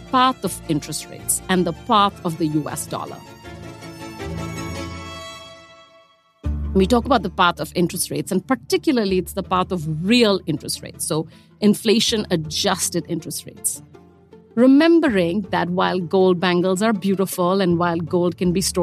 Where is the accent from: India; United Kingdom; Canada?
India; accent: Indian; I'm Indian, as you can hear from the voice